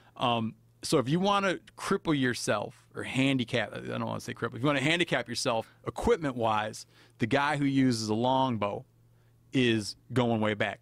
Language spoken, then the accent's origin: English; Michigan, United States; moved away; I was brought up in Michigan